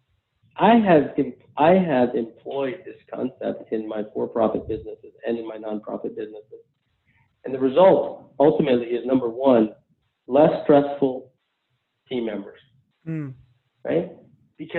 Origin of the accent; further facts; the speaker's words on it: United States; I'm an American Muslim first generation guy